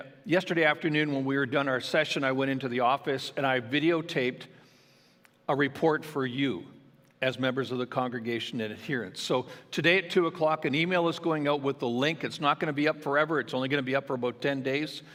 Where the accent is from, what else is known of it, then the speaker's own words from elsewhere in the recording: Ontario, Canada; now in Alberta, Canada; my hospital that actually I was born in back in Ontario, where my mom and my sister and their families live